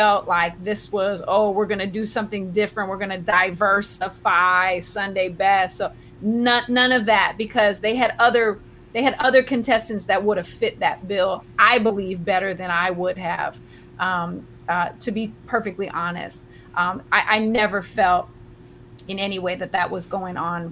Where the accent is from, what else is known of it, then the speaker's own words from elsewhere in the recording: San Francisco, California, United States; also born or lived in Vancouver, Canada / Ireland / Los Angeles; now in Oakland, United States; was raised in San Francisco and went to middle school, high school